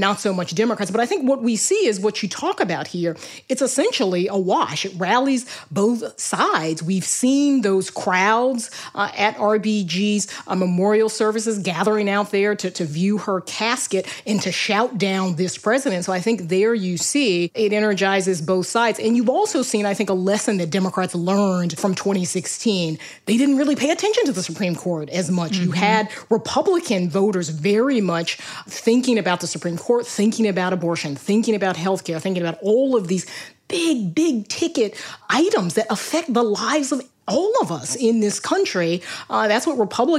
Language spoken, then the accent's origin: English; South Carolina, United States; my home state